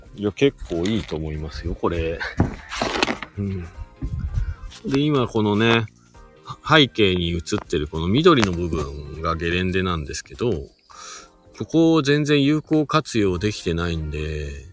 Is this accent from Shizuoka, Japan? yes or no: yes; Shizuoka, Japan; now in Hakuba, Japan; 僕もね、静岡県出身で、もともとは。で、スノーボードが好きで、えー、っと、白馬に引っ越してきた移住組です